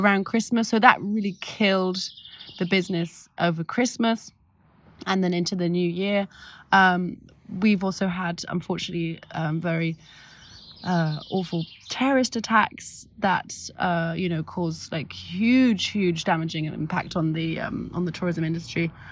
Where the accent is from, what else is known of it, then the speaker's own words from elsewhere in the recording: London, United Kingdom; now in Paris, France; so I grew up in London, and, I mean, I grew up in, in North London